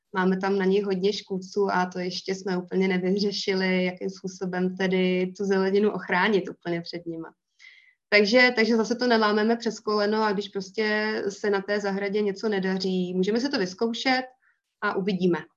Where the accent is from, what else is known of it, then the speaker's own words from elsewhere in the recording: Most, Ústí nad Labem Region, Czechia; pocházím z Mostu, ze severních Čech